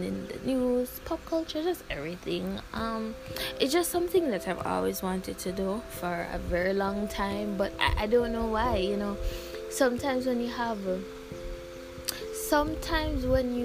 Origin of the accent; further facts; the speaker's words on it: Jamaica; I'm from Jamaica.